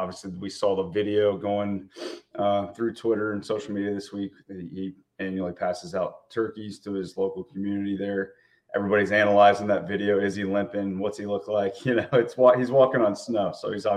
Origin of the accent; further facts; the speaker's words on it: Ohio, United States; We're both from Ohio, both been around it for a long time